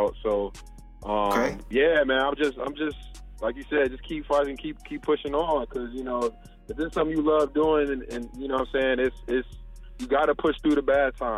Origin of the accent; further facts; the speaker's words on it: Cleveland, Ohio, United States; I'm from Cleveland